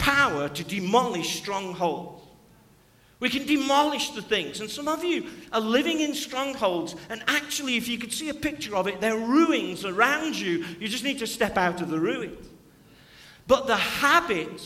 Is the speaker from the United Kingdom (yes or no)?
yes; Stoke-on-Trent, West Midlands, United Kingdom; I'm from Stoke-on-Trent